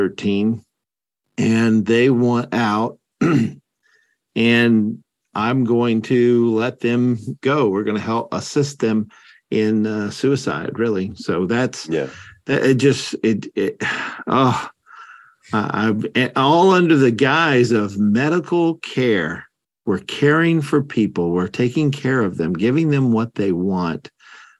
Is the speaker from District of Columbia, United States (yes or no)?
no; Kentucky, United States; Kentucky, my home state